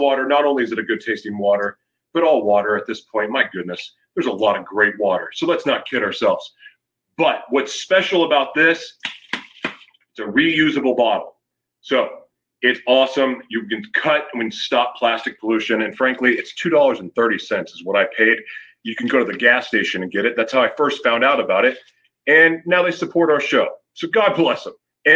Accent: United States; I am from the United States

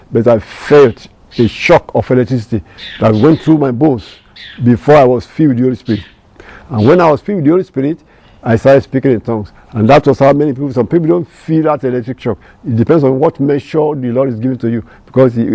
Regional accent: Nigeria; first language Yoruba; English is a second language; I'm from Nigeria, Africa, and I have my local language, Yoruba

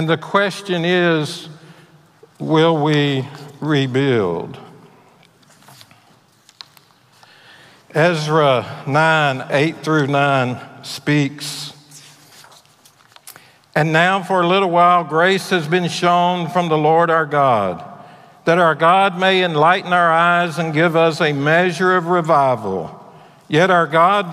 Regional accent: Mississippi Gulf Coast, United States; moved away as an adult; also born or lived in Texas; I grew up on the Mississippi Gulf Coast

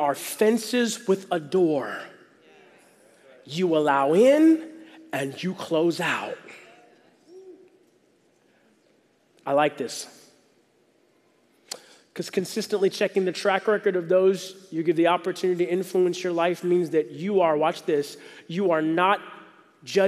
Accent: the South, United States; moved away; I'm from the South

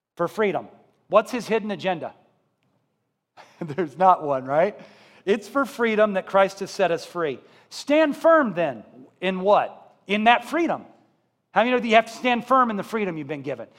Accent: Columbia, Missouri, United States; I was brought up in Columbia, Missouri.

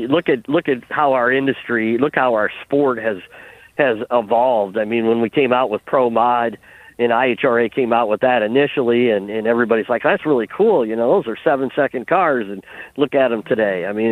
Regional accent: Iowa, United States; also born or lived in Illinois; Well, originally from the Midwest, Iowa, okay. Illinois area is where I grew up, and now we live in beautiful eastern Tennessee by the Smoky Mountains.

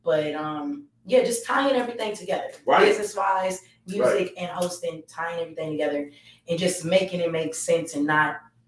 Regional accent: Atlanta, Georgia, United States; I'm born and raised here. You know what I'm saying? I'm born and raised in Atlanta.

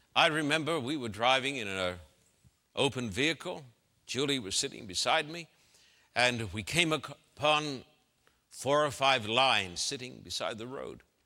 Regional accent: Brisbane, Queensland, Australia; my hometown in Brisbane, Queensland, Australia

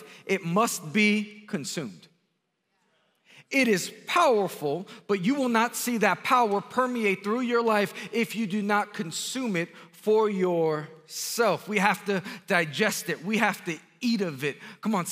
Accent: New York City, New York, United States; I'm born and raised in Queens, New York.

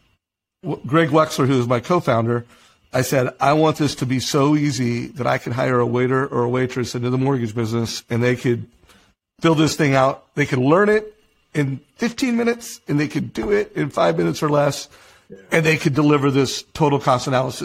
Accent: Huntington Beach, California, United States; I grew up in Huntington Beach

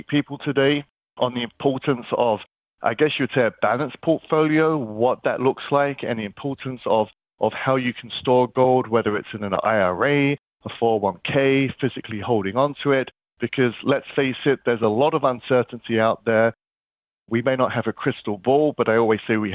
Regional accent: London, United Kingdom; moved away; I'm originally from London, and I kind of grew up in central London

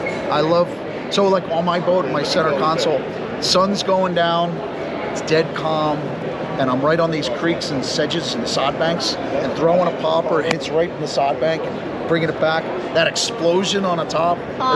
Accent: Long Beach Island, New Jersey, United States; I grew up on Long Beach Island in New Jersey

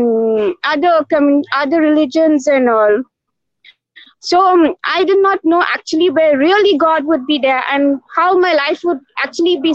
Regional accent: Goa, India; moved away as an adult; now in Mumbai, India; I was born in Goa, another state

